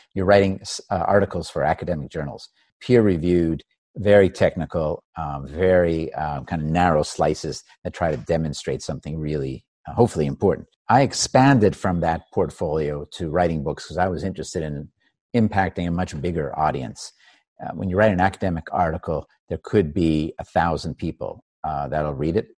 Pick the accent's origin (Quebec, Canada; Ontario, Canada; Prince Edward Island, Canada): Quebec, Canada; Montreal; I grew up in Canada, in Montreal.